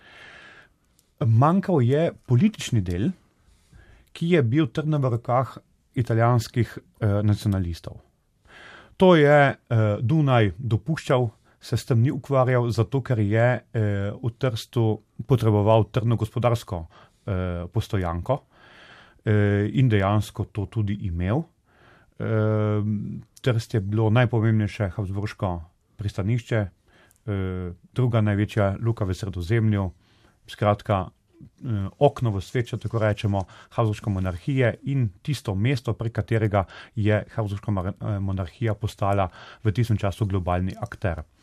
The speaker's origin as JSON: {"language": "Slovenian", "country": "Slovenia", "said": "da smo Slovenci, nasplošno Slovenci, od mm, Kranci, Štajerci, Dolenci in tako naprej"}